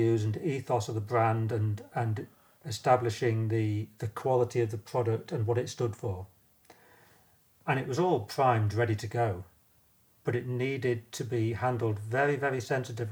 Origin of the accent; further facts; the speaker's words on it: Sheffield, Yorkshire and the Humber, United Kingdom; also born or lived in Scotland; It was based in my hometown, and I knew Rab himself from climbing and from the pub in Sheffield.